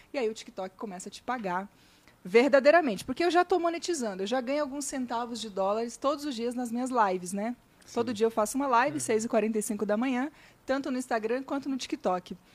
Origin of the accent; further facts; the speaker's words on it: Araçuaí, Minas Gerais, Brazil; now in Curitiba, Brazil; Bom, Primeiro, eu sou lá de Minas, né? Nasci do Vale do Jequitinhonha, uma cidade que se chama Araçuaí, com C cedilha. E eu comecei a minha carreira na rádio com 13 anos, né? E daí mudei para Curitiba.